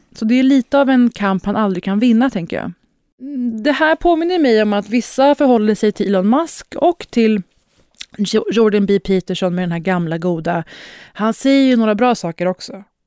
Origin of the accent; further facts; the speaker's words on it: Sweden; Här har man behövt argumentera för att man är svensk i 30 år. Som då halvsvensk, halvpersisk, brun, stornäst person